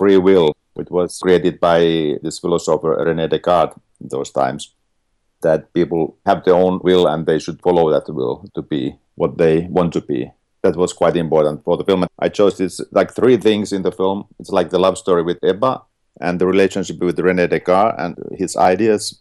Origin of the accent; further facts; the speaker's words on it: Finland; I'm from Finland